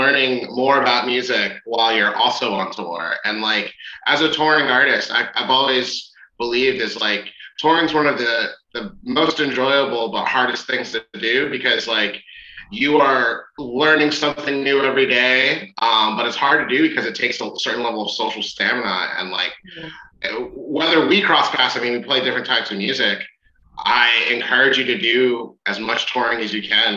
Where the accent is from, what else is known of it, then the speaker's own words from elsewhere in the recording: Philadelphia, Pennsylvania, United States; I live in Philly and I'm from Philly